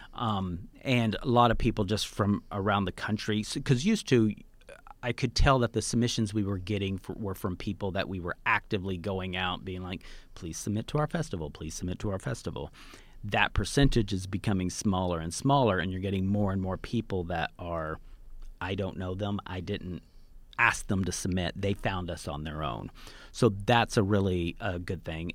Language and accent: English; Tonkawa, Oklahoma, United States; now in New York, United States; I live in New York, but I grew up in a small farm town in Oklahoma.